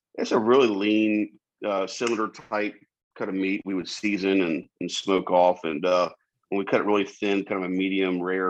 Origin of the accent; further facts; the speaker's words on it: Charleston, South Carolina, United States; I was born and raised in Charleston.